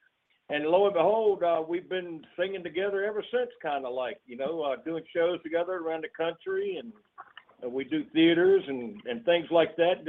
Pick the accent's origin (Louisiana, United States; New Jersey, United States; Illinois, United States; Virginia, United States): Virginia, United States; moved away as an adult; now in Nashville, United States; I moved to Nashville. Originally, I'm from Virginia, but I moved to Nashville in 1990 to pursue music.